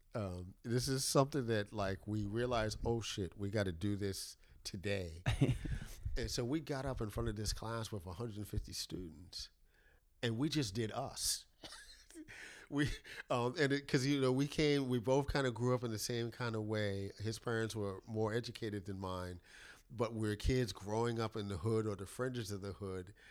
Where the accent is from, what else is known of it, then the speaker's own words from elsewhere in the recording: New York City, New York, United States; now in Durham, United States; I grew up in the South Bronx. When I moved from the South Bronx at ten years old